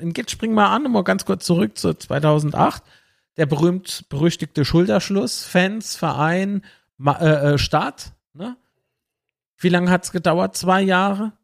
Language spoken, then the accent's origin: German; Kaiserslautern, Rhineland-Palatinate, Germany; wir sind Lauterer, ja, Kaiserslauterer hier aus Lautern